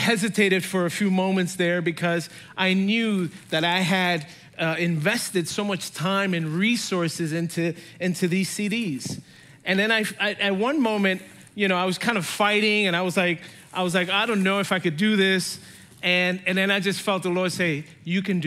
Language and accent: English; New York City, New York, United States; I grew up in New York City